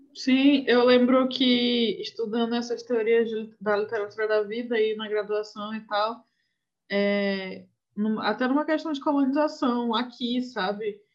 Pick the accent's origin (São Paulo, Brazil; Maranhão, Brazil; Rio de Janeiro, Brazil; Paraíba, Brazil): Maranhão, Brazil; aqui no Maranhão a gente nunca sabe nem o que é seca